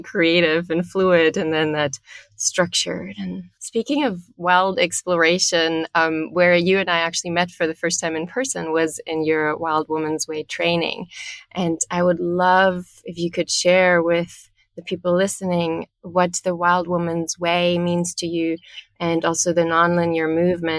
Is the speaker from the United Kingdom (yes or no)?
no; Germany; I'm originally from Germany.